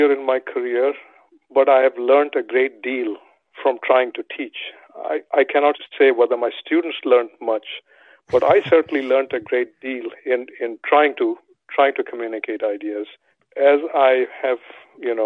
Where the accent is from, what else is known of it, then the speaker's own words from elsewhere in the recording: India; moved away; Growing up in India